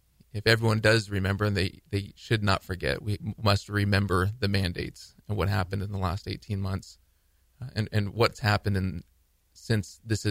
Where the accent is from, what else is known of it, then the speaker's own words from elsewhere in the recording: United States; I'm from the Valley